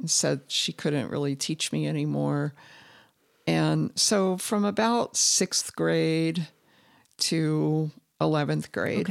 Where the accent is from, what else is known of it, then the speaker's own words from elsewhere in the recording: southern Indiana, United States; moved away as an adult; also born or lived in Bloomington, Indiana; now in Utah, United States; I grew up in southern Indiana, but, um, really close to Cincinnati